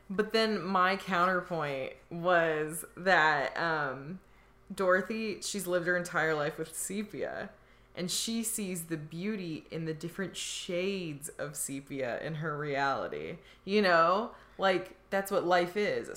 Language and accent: English; Indiana, United States; I grew up in Indiana where like there were tornadoes